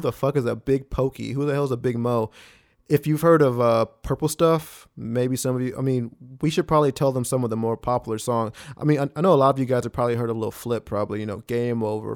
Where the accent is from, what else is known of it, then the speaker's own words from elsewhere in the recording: Smithville, Texas, United States; we grew up in Smithfield, a small town